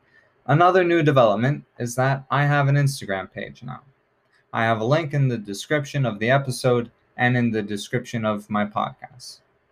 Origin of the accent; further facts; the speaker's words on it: United States; since I am an American